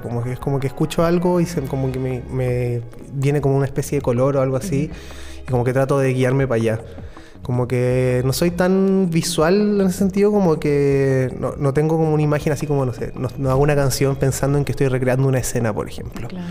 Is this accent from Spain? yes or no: no; Chile; los chilenos como que somos gente que está así todo el rato al borde de la cordillera